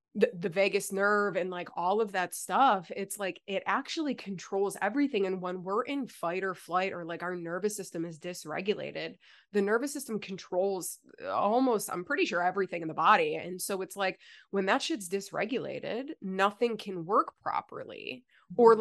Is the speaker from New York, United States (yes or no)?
yes; Buffalo, New York, United States; moved away as an adult; also born or lived in Virginia; now in South Carolina, United States; We moved from Buffalo to Virginia for a year